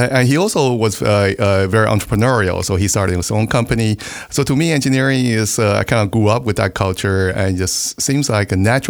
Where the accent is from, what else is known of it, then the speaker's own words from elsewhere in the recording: Taiwan; moved away; I grew up in Taiwan